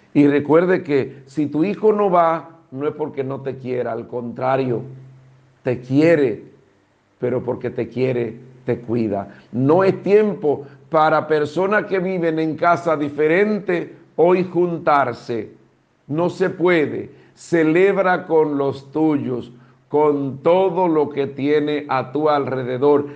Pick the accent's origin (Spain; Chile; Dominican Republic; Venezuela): Dominican Republic; como dominicanos